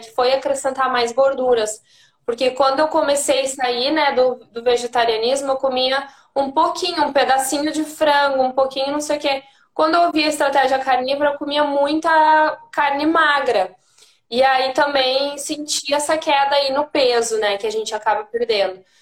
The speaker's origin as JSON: {"language": "Portuguese", "town": "Santana do Livramento", "region": "Rio Grande do Sul", "country": "Brazil", "moved": "yes", "lives_now": "Porto Alegre, Brazil", "said": "eu sou de, do interior, né? De Santana do Livramento, mas eu moro em Porto Alegre já faz 15 anos"}